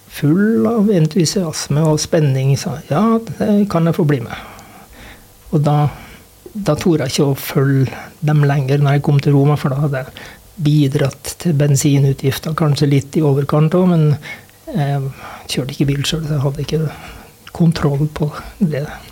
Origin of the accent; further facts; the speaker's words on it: Sunndalsøra, Møre og Romsdal, Norway; moved away as an adult; also born or lived in Røros; now in Os, Norway; jeg kom jo fra Sunndalsøra